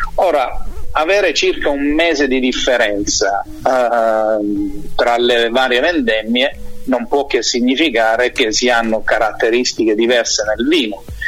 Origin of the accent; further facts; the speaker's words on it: Manduria, Apulia, Italy; sono la terza generazione nel vino a Manduria